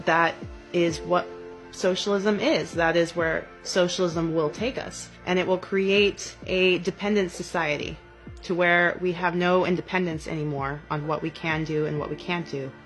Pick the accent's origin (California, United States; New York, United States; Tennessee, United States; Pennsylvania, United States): California, United States; Bishop; I was born in Bishop, California